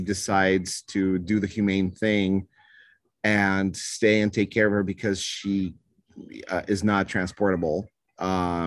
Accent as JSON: {"language": "English", "region": "Moscow", "country": "Russia", "tie": "born or raised there", "moved": "yes", "said": "I was born in Moscow."}